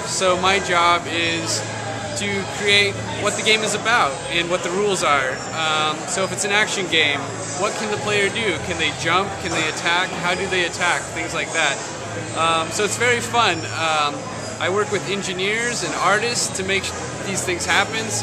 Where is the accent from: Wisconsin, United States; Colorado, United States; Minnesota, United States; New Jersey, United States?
Colorado, United States; moved away; also born or lived in San Francisco; my hometown in Colorado